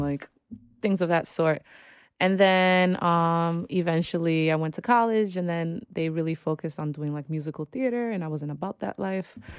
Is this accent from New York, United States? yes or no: yes; New York, United States; I am originally from New York, born and raised Washington Heights